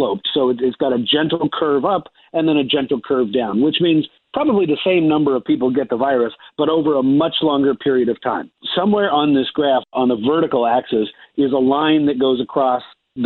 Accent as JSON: {"language": "English", "town": "Seattle", "region": "Washington", "country": "United States", "tie": "born or raised there", "said": "my hometown of Seattle"}